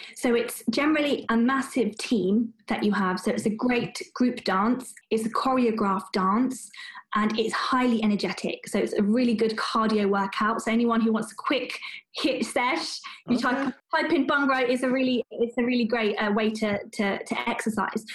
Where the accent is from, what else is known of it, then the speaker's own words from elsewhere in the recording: United Kingdom; I'm British born and bred